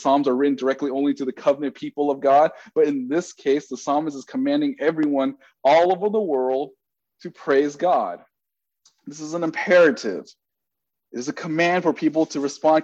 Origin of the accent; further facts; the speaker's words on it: Bay Area, California, United States; I'm from the Bay Area